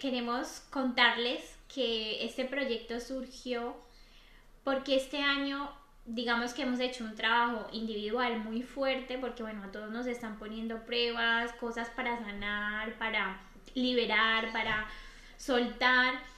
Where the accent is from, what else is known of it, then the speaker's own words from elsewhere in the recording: Colombia; now in Murcia, Spain; yo soy de Colombia